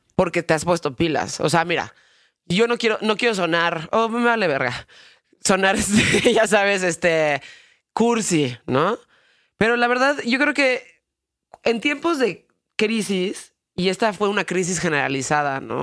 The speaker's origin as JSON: {"language": "Spanish", "country": "Mexico", "said": "vivo en México y que soy mexicano"}